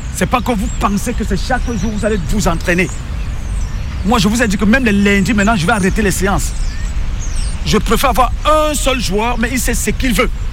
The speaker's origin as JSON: {"language": "French", "country": "Cameroon", "also_born_or_lived": "Italy", "moved": "as an adult", "lives_now": "France", "said": "J'ai joué un peu dans mon pays, je suis camerounais"}